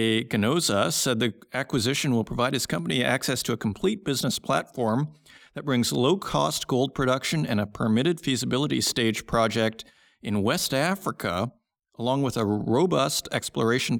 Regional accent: Saskatoon, Saskatchewan, Canada; I'm from Saskatoon, Saskatchewan

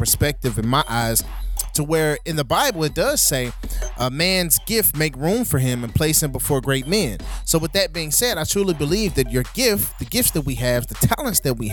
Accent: St. Louis, Missouri, United States; St. Louis, Missouri, my hometown

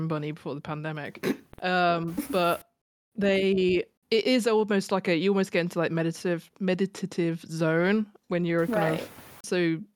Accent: the Midlands, England, United Kingdom; accent: Midlands; it's the Midlands accent in me

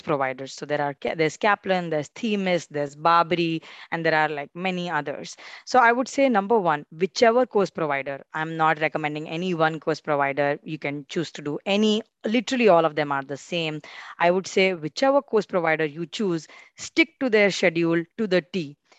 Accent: India; we are competing as Indian law students

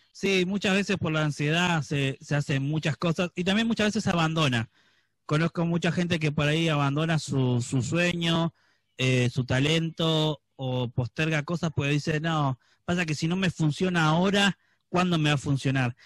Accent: Florencio Varela, Buenos Aires Province, Argentina; nosotros los que nacimos en, zona sur, en Florencio Varela y demás

